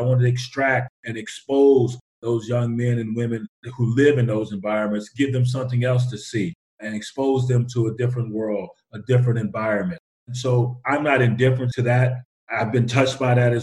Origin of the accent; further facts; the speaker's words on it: West Texas, United States; moved away; also born or lived in Los Angeles; growing up in West Texas